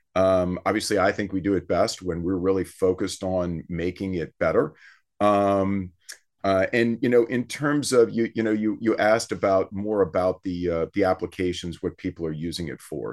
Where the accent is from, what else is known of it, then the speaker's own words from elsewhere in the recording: South Louisiana, United States; we're from South Louisiana